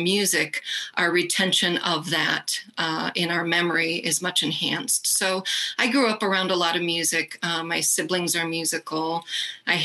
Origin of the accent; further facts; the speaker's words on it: Rockford, Illinois, United States; I grew up in Rockford, Illinois.